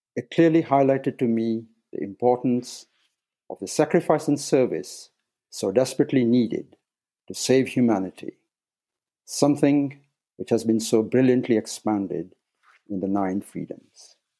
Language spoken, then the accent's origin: English; Nairobi, Kenya; moved away as an adult; I was born in Nairobi, Kenya, and spent the first eighteen years in East Africa